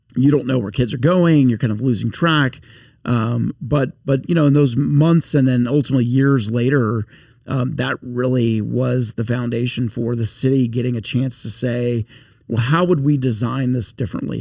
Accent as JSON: {"language": "English", "town": "Shreveport", "region": "Louisiana", "country": "United States", "tie": "born or raised there", "lives_now": "Baton Rouge, United States", "said": "I'm now far from Shreveport or upstate yeah, Louisiana"}